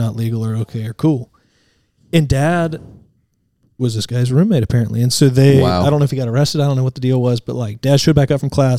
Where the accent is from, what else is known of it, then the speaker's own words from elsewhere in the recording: Vestavia Hills, Alabama, United States; I grew up in Vestavia Hills.